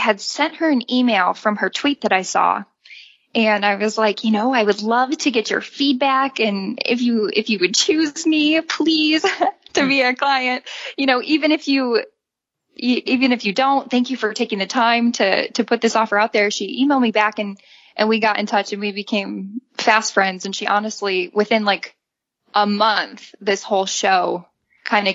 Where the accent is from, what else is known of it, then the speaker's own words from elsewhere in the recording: Illinois, United States; moved away as an adult; also born or lived in Indiana / Utah; I'm actually from Illinois. So born and raised in the Midwest